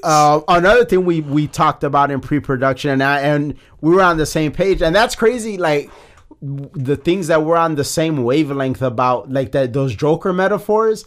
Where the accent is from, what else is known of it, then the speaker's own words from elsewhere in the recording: Chicago, Illinois, United States; I'm from Chicago